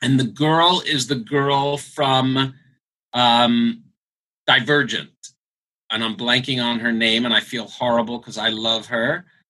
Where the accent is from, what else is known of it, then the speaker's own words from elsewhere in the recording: United States; we said, America